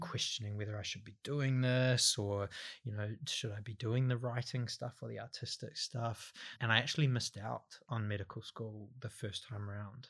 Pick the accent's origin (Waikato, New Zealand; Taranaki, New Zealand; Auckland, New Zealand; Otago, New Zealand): Auckland, New Zealand; Waiuku; moved away; I'm from the North Island, a couple of hours out of Auckland